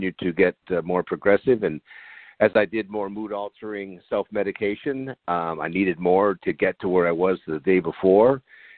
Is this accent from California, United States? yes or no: yes; San Diego, California, United States; I grew up in San Diego, so I'm a native here.